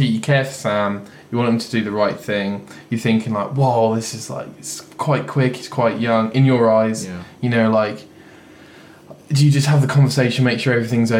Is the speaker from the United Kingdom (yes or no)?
yes; England, United Kingdom; we're English